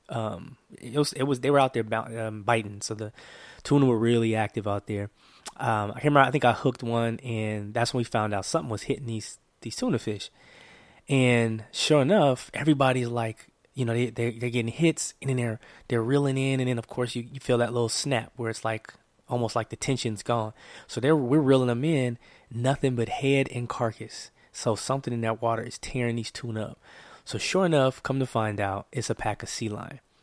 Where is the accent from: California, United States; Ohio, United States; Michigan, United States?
California, United States; Oakland; I'm from the San Francisco Bay Area, Oakland, California.